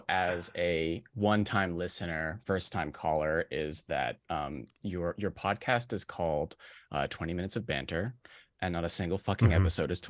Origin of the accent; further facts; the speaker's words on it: New Jersey, United States; born there; I was born in New Jersey. It's super not the Alps.